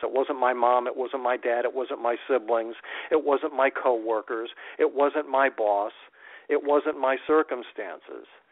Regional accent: Waterbury, Connecticut, United States; moved away as an adult; now in Phoenix, United States; my hometown radio station up in Waterbury

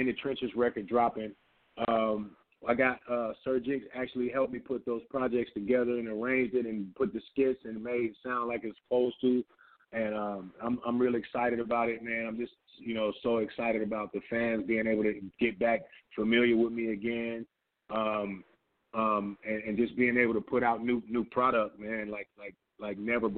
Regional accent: San Diego, California, United States; I'm from San Diego

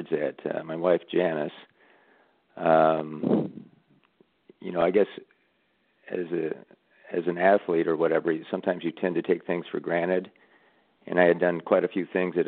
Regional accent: Burlington, Iowa, United States; I'm from Iowa, by the way, southeast Iowa. Burlington is the town I'm from. And at that time, we lived in a little, not really a suburb, but a town kind of connected to Burlington, West Burlington, Iowa.

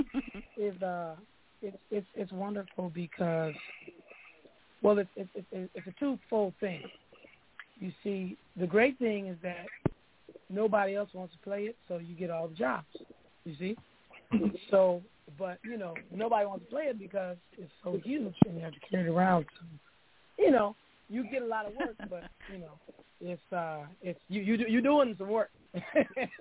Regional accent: Oakland, California, United States; I'm from East Oakland. I went to Markham Elementary in Hayward. I went to Westlake Middle School in West Oakland, Skyline High School

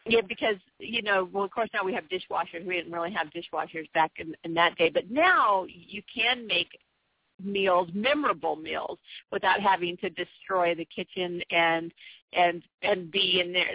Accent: San Diego, California, United States; I was born and raised in San Diego

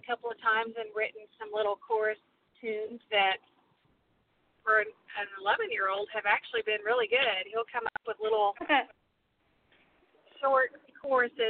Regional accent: Midland, Texas, United States; moved away as an adult; also born or lived in Houston, Texas / Oklahoma; now in Fort Worth, United States; We are both native Texans. I was born in Houston, and we kind of moved around a lot with my dad being a pastor. But we settled down in the Odessa Midland area when I was probably, I think, in third grade

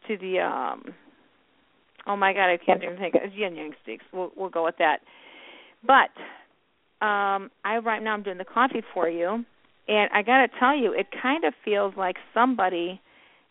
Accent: Chicago, Illinois, United States; Illinois, born and raised in Chicago.

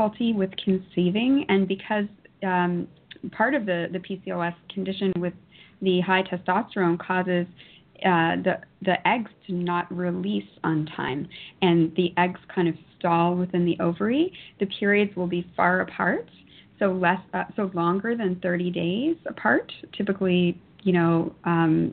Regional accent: Toronto, Ontario, Canada; born and raised in Toronto.

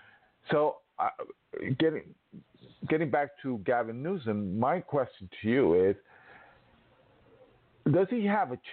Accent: New York, United States; I'm from New York.

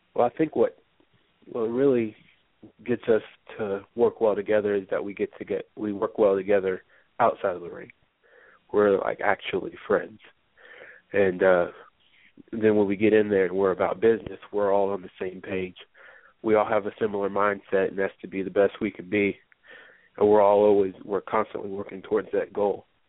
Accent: the Northwest, Pacific Northwest, United States; moved away as an adult; now in Atlanta, United States; I'm from the Northwest

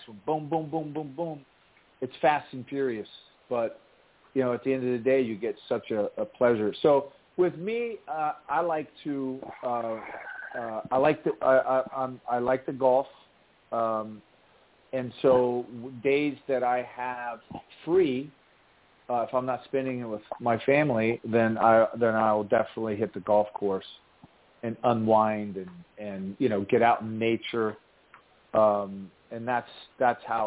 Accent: Lancaster, Ohio, United States; I'm from Lancaster, Ohio, and that's factory farmland

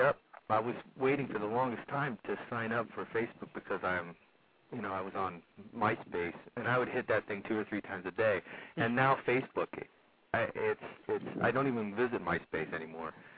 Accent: Laguna Hills, California, United States; also born or lived in Los Angeles; I grew up in uh, Laguna Hills, California. Went to Laguna Hills High School

